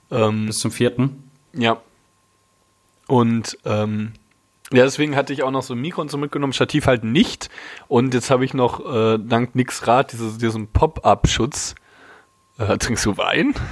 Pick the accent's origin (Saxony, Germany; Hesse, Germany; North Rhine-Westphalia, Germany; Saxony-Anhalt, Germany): North Rhine-Westphalia, Germany; Ich bin Pottjunge.